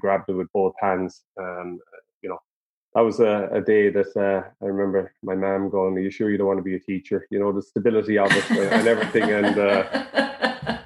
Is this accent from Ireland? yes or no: yes; Charleville, Munster, Ireland; I'm from North Cork originally, Charleville.